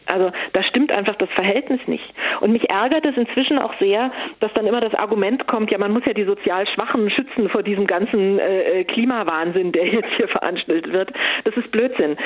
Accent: Stuttgart, Baden-Württemberg, Germany; moved away; ich komme aus Stuttgart ursprünglich

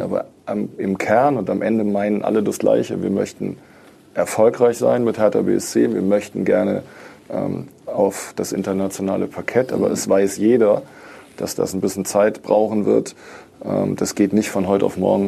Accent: Düsseldorf, North Rhine-Westphalia, Germany; moved away as an adult; now in Berlin, Germany; obwohl ich gebürtiger Düsseldorfer bin

